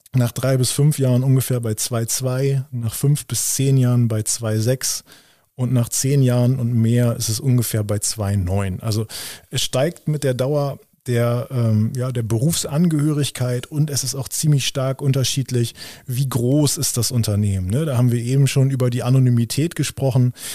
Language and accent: German; Lower Saxony, Germany; bei uns in Niedersachsen